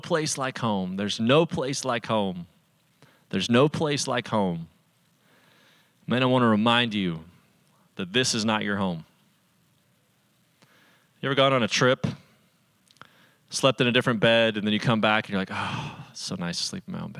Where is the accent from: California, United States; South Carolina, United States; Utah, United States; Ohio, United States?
Utah, United States; Salt Lake City; I grew up in Salt Lake City, Utah, as one of very few Christians among a whole lot of people that were Mormon